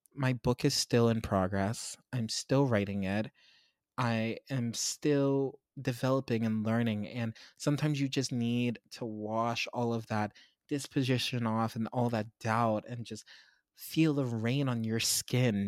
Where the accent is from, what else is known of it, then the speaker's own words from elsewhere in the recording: Pittsburgh, Pennsylvania, United States; my hometown of Pittsburgh